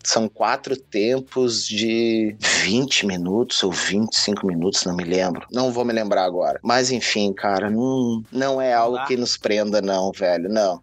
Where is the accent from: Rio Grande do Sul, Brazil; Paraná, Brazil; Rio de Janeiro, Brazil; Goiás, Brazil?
Rio Grande do Sul, Brazil; Viamão; moved away as an adult; also born or lived in Porto Alegre; now in Australia; sou nascido em Porto Alegre, criado em Viamão, mais precisamente na Vila Santa Cecília